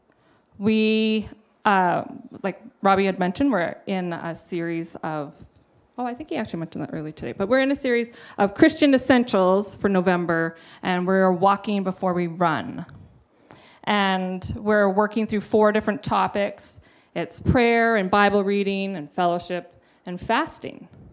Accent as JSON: {"language": "English", "town": "Revelstoke", "region": "British Columbia", "country": "Canada", "tie": "born or raised there", "moved": "yes", "lives_now": "Kelowna, Canada", "said": "I grew up in Revelstoke, and Pastor Kim and Pastor Dave have been my pastors since I was about 12 years old"}